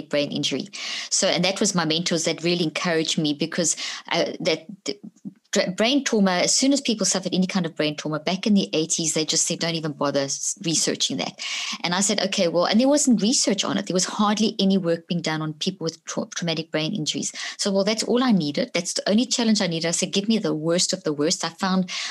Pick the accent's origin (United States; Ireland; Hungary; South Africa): South Africa; also born or lived in Zimbabwe; I was born in Zimbabwe, grew up in South Africa.